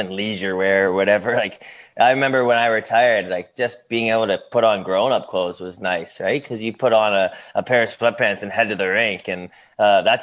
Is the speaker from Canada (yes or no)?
yes; Ilderton, Ontario, Canada; back in my hometown of Ilderton, Ontario, close to my mom and dad